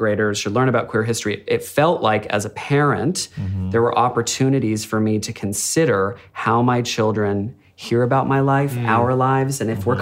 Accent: United States; moved away as an adult; now in Australia; I'm an American living in Australia

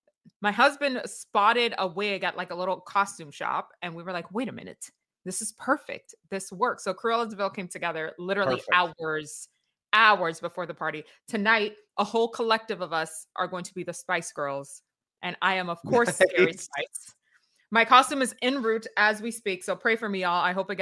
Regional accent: New York, United States; When I grew up in New York, you found the room with all the coats

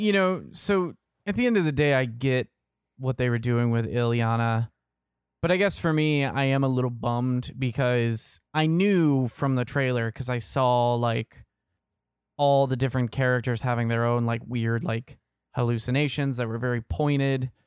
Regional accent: Kentucky, United States; also born or lived in Indiana / Georgia; now in Florida, United States; I'm from Kentucky. I've lived in, I moved from Kentucky, the Kentucky, Indiana area to Georgia, lived there for a few years, and now live in Florida.

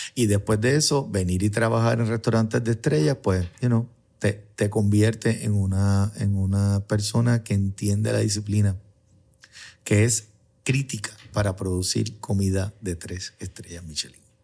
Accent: San Juan, Puerto Rico; Yo soy de Río Piedra

